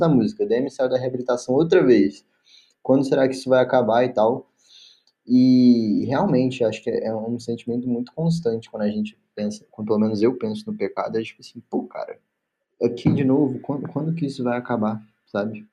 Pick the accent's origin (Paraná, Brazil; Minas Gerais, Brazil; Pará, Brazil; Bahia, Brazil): Minas Gerais, Brazil; Belo Horizonte; sou de BH